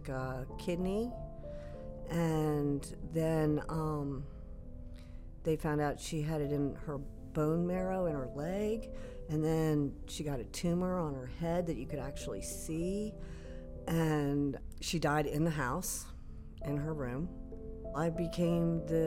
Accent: Fairfax, Virginia, United States; I grew up in Fairfax City. We lived there forever.

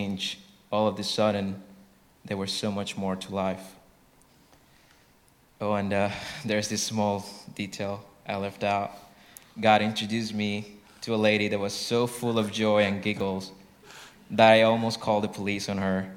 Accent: Colombia; moved away; I'm from Colombia.

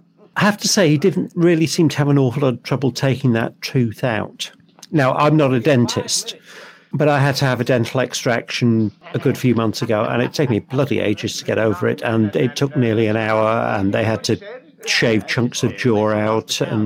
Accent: Liverpool, North West England, United Kingdom; born there; Yeah, but I was born in Liverpool. That doesn't mean I have a Scouse accent.

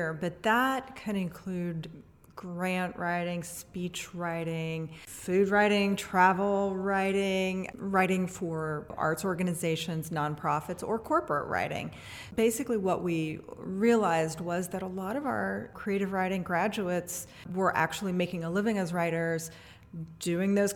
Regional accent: Atchison, Kansas, United States; moved away as an adult; now in Louisville, United States; So I'm originally from Atchison, Kansas. I grew up on a little farm there, and I've lived in Louisville most of my life.

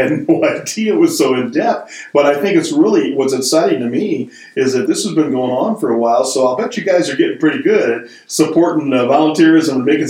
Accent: Michigan, United States; So first of all, I'm a Michigan guy, born and raised all my life right here in this great state.

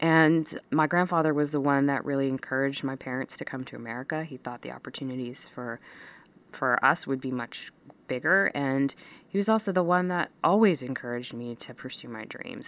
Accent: Texas, United States; moved away; also born or lived in India; growing up in that town

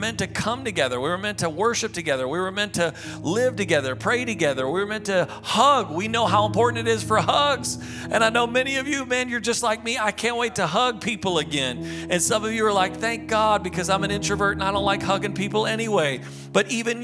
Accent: United States; I'm an American

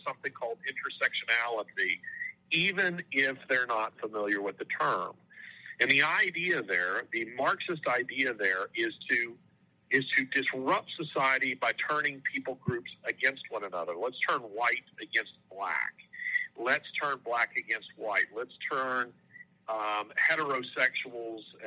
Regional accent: Birmingham, Alabama, United States; my hometown of Birmingham, Alabama

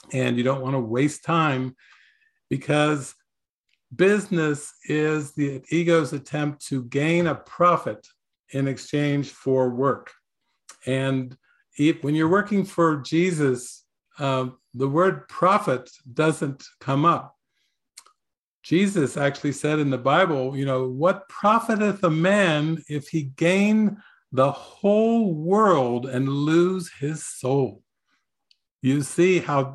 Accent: United States; I was raised in America, capitalism, entrepreneurialism, owning businesses and everything.

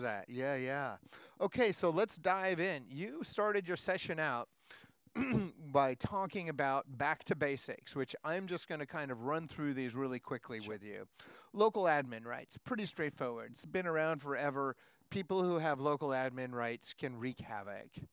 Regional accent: Seattle, Washington, United States; I'm from Seattle, where it's also cold and raining.

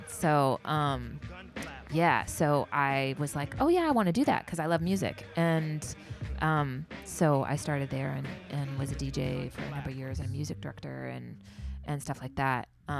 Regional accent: the Bay Area, California, United States; I'm from the Bay

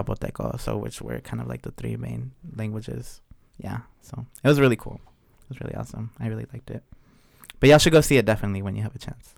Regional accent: Oaxaca, Mexico; about my home state, how in Oaxaca specifically

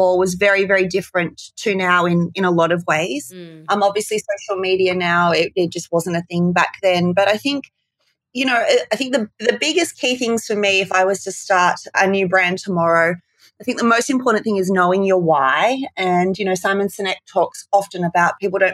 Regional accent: Port Macquarie, New South Wales, Australia; I grew up in Port Macquarie, a very small town in the mid-north coast of Australia

